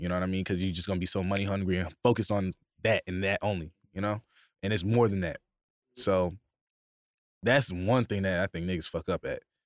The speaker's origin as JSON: {"language": "English", "town": "Bay Shore", "region": "New York", "country": "United States", "said": "originally I'm from Bayshore, New York, on, it's on, in Long Island"}